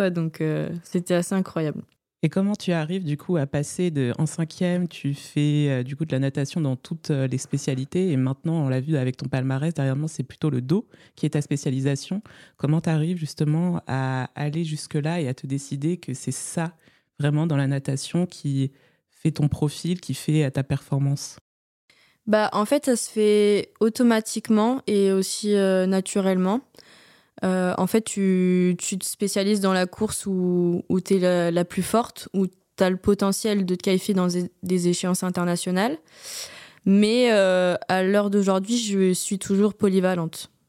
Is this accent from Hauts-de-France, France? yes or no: yes; Hauts-de-France, France; je viens de l'Oise, à côté de Compiègne.